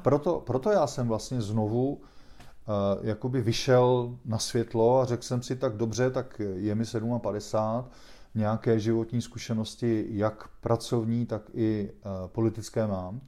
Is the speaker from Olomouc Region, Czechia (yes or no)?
no; Prague, Czechia; also born or lived in Mexico / São Paulo, Brazil; já jsem se rozhodl, že prostě žiju celý život na Praze šest